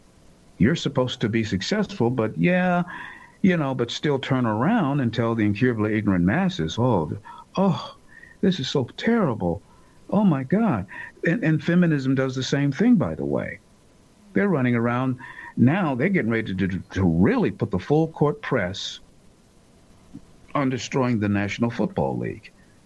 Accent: United States; And I hate to say it as an American who happens to be black, but it's the truth.

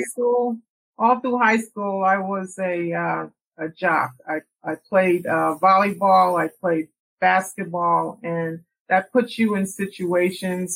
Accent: New York, United States; also born or lived in Jamaica, Queens; I grew up in New York

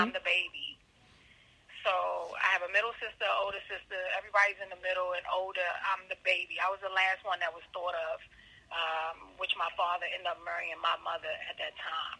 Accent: Baltimore, Maryland, United States; also born or lived in Washington, D.C.; I was born at Columbia Hospital for Women in D.C., but I was raised in Baltimore, Maryland by my father's grandparents. And I left them around the age of 13, 14.

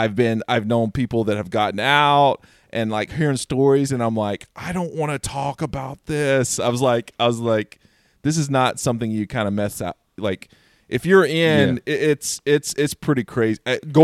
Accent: North Carolina, United States; moved away; when I first moved out here, I came out from here from North Carolina. I, you know, was raised in like, you know, Southern Baptist Church.

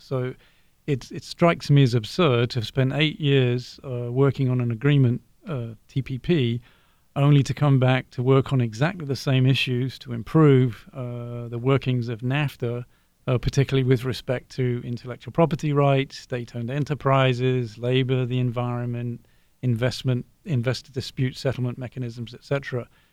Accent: Brighton, South East England, United Kingdom; now in Ohio, United States; I'm from Brighton, originally in the south of England.

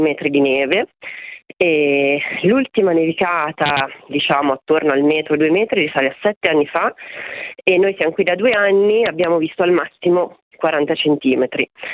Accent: Milan, Lombardy, Italy; moved away as an adult; now in Gubbio, Italy; io nata e cresciuta a Milano, trasferita sull'Appennino Umbro Marchigiano da un paio d'anni

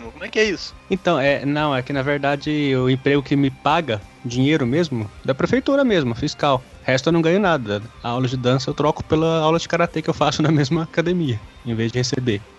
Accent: Uberaba, Minas Gerais, Brazil; Sou, sou de Uberaba, Minas Gerais, Triângulo Mineiro.

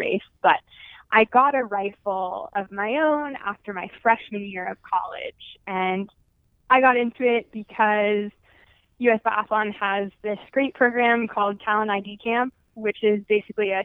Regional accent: Lake Placid, New York, United States; growing up in Lake Placid

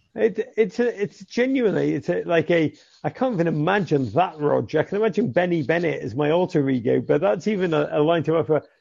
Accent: England, United Kingdom

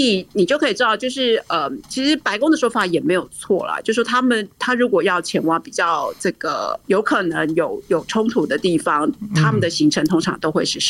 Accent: Taiwan; moved away as an adult; now in Washington, D.C., United States; 身为台湾人的我

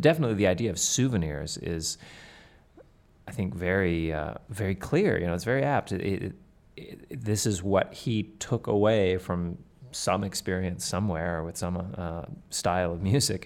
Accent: Canada; now in United States; I am a proud Canadian. I grew up in Canada

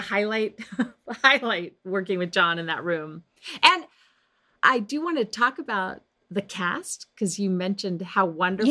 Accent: Las Vegas, Nevada, United States; when I was a young girl growing up in Las Vegas

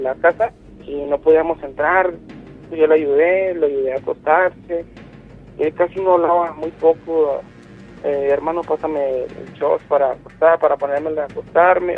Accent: Chihuahua, Mexico; Yo soy de, de, de Chihuahua

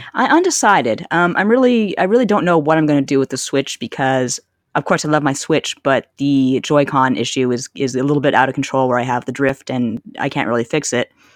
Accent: Canada; growing up in Canada

